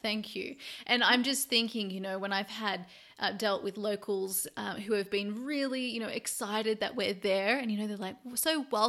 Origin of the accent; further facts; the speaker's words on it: Australia; now in Europe; now that I live over in Europe, I'm originally from Australia